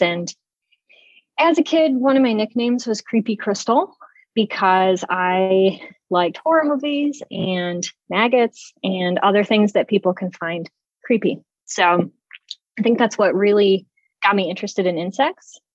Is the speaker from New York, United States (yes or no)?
yes; outside of Syracuse, New York, United States; moved away as an adult; also born or lived in Cleveland, Ohio; I grew up outside of Syracuse, New York